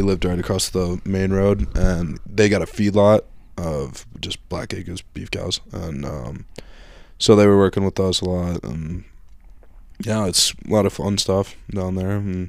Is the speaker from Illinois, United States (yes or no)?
yes; north central Illinois, United States; moved away as an adult; now in Montana, United States; I grew up in Illinois, in north central Illinois. About like an hour and a half west of Chicago.